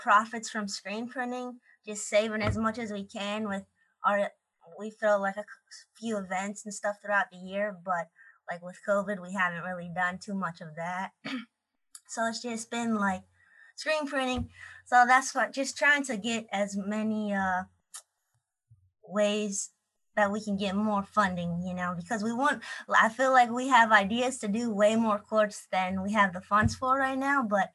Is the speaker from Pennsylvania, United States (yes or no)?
yes; Pittsburgh, Pennsylvania, United States; now in Orlando, United States; my hometown, Pittsburgh, Pennsylvania